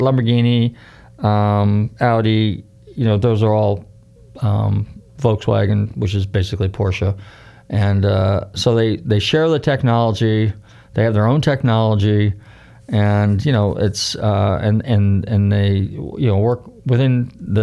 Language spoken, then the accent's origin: English; Northern California, United States; I grew up in Northern California